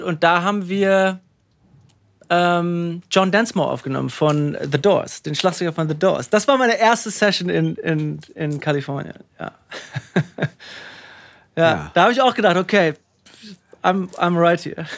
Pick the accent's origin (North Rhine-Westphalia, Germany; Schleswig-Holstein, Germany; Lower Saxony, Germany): North Rhine-Westphalia, Germany; Münster; moved away as an adult; also born or lived in Paderborn / Hamburg; now in California, United States; Hiltrup war für mich. Ähm, super Platz, um aufzuwachsen